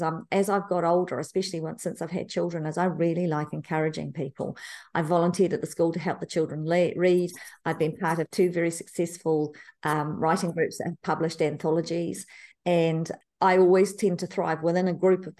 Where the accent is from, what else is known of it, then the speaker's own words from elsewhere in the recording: New Zealand; I was born in New Zealand, Te Kapuna, New Zealand, not far from Moanga Pupuki